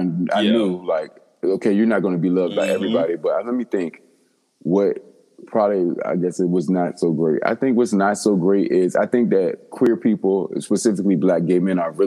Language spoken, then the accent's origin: English; Virginia, United States; I'm from Virginia.